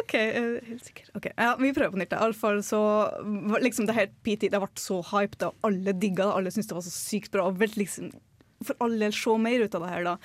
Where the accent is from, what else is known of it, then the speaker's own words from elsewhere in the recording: Northern Norway, Norway; moved away; Så jeg bare har vært hjemme oppe i nord, hjemplassen min